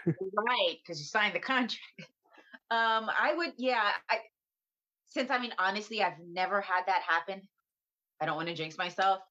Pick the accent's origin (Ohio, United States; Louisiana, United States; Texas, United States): Texas, United States; San Antonio; now in Los Angeles, United States; I'm from San Antonio, Texas.